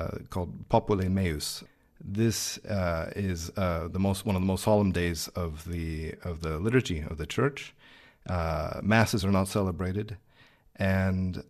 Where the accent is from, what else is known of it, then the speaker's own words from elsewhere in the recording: Kansas, United States; I grew up in Kansas. I'm American.